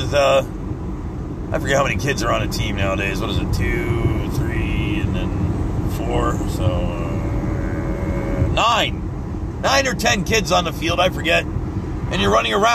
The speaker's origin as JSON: {"language": "English", "country": "United States", "said": "As an American"}